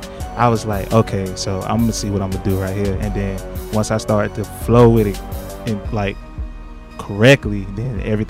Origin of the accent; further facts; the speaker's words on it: College Park, Georgia, United States; I am from College Park, Georgia.